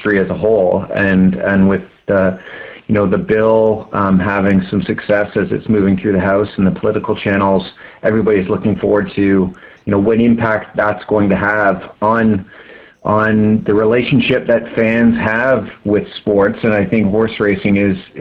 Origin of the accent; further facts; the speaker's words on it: Brampton, Ontario, Canada; I grew up in Brampton, so I'm familiar with Woodbine